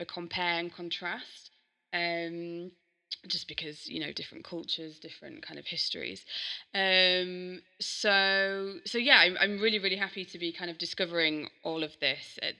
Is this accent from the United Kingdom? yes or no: yes; Yorkshire and the Humber, United Kingdom; I'm from Yorkshire.